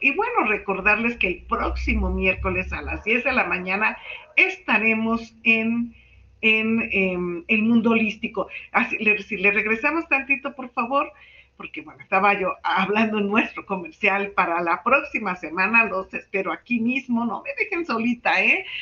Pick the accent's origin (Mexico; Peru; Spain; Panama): Mexico; soy la única mexicana que presenta un trabajo de investigación